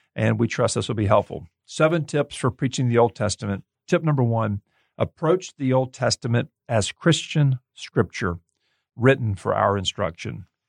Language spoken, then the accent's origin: English; Gulf Coast, United States; now in Kansas City, United States; I'm from the Gulf Coast